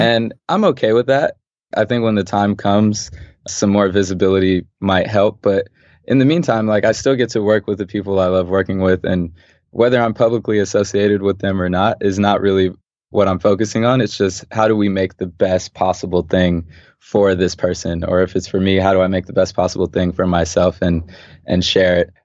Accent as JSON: {"language": "English", "town": "Los Angeles", "region": "California", "country": "United States", "tie": "born or raised there", "said": "Growing up in L A, yeah, I grew up in South Central, specifically Manchester and Vermont"}